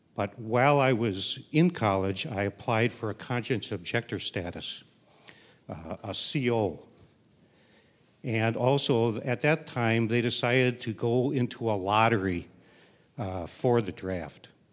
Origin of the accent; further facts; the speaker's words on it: Milwaukee, Wisconsin, United States; moved away as an adult; also born or lived in Canada; I grew up in Milwaukee